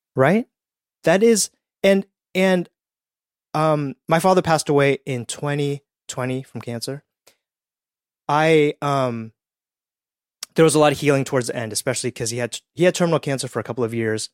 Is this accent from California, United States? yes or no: yes; Petaluma, California, United States; also born or lived in Edmonton, Canada; we grew up in Petaluma, California, which is about an hour north of San Francisco